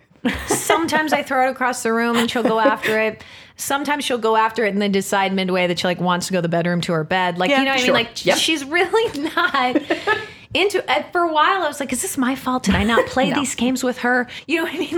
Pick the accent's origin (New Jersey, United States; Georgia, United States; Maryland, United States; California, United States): California, United States; San Diego; moved away; I'm from San Diego. So I go to San Diego to visit my mom